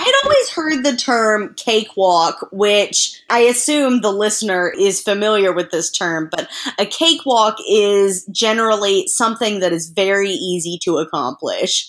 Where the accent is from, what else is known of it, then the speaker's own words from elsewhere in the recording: the South, United States; I grew up in the South